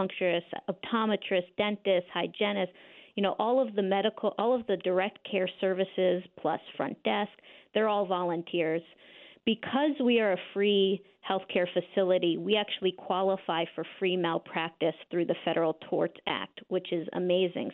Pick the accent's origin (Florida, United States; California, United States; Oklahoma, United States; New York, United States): New York, United States; Croton-on-Hudson; moved away as an adult; now in Berkshires, United States; I was raised in Westchester. I was raised in Croton-on-Hudson